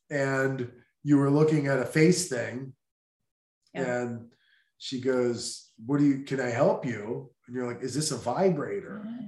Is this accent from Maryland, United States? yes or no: yes; Baltimore, Maryland, United States; I'm from Baltimore.